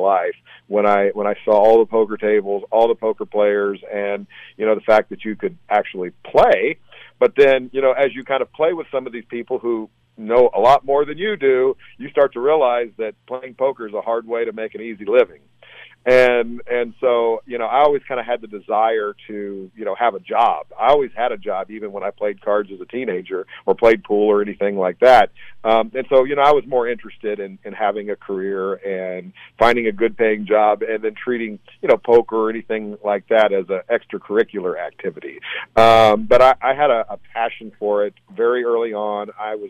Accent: Texas, United States; I grew up in Texas.

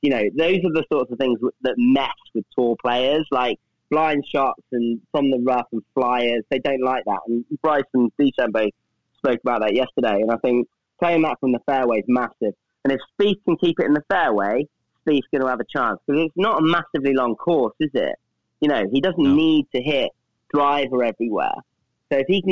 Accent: Coventry, West Midlands, United Kingdom; my hometown is Coventry, which is in the Midlands

